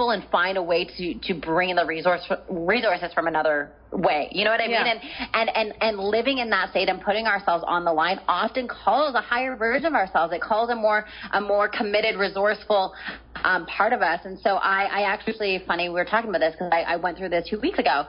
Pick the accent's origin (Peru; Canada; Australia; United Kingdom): Canada; moved away as an adult; now in San Diego, United States; I'm Canadian. I had like a house and a car and my family and all of my belongings and my business and et cetera, et cetera. Everything was in Canada.